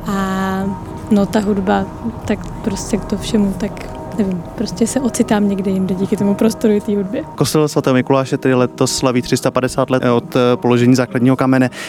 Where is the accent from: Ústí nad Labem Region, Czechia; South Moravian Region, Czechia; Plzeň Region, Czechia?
South Moravian Region, Czechia; Brno; Já jsem tady poprvé, já jsem z Brna.